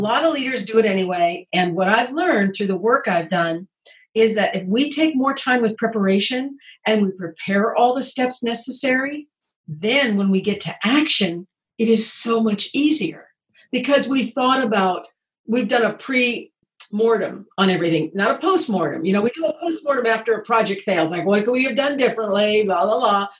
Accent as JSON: {"language": "English", "region": "Indiana", "country": "United States", "tie": "born or raised there", "also_born_or_lived": "Oregon", "moved": "as an adult", "said": "I grew up in Indiana"}